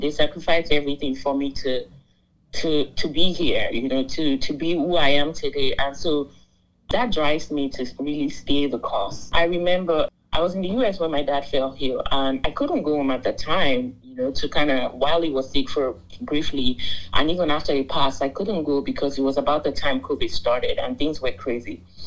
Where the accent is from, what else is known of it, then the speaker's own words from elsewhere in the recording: Nigeria; moved away as an adult; now in United States; I'm Nigerian. I'm from the Pride of Africa. I moved to the US in 2018 for my master's in law